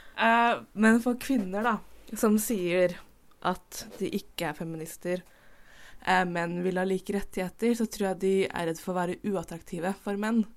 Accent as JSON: {"language": "Norwegian", "region": "Indre Østfold", "country": "Norway", "said": "Jeg er bifil cis kvinne fra Indre Østfold"}